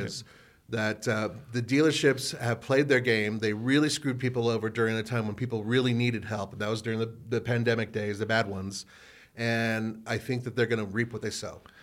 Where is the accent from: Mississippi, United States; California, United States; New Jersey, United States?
California, United States; I grew up in California where we had the Rose Parade